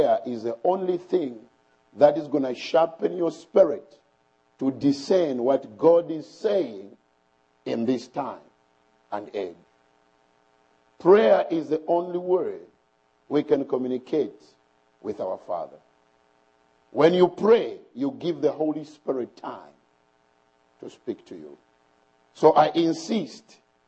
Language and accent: English; Bushbuckridge, Mpumalanga, South Africa; I come from South Africa in a town called Bushbuck Ridge